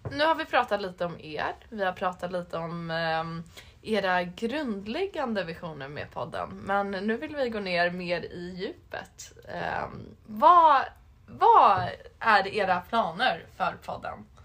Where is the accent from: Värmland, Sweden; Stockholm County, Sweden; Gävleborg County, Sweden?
Stockholm County, Sweden; Sigtuna; Jag kommer, jag kommer från Sigtuna. Ja, jag kommer från Stockholm.